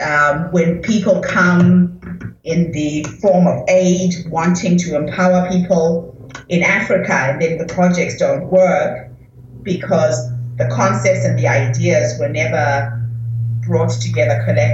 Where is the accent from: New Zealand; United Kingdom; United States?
New Zealand; And as you know, I am from New Zealand, so my base is really with the indigenous women of New Zealand and Australia.